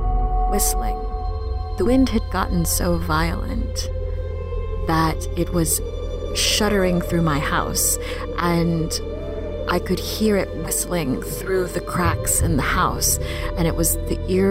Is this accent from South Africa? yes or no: no; Philippines; now in New Orleans, United States; I came to New Orleans in 2001 with my two parents. We're immigrants from the Philippines.